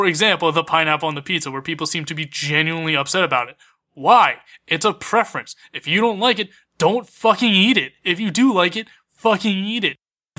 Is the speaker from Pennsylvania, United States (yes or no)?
yes; Pennsylvania, United States; we're all from Pennsylvania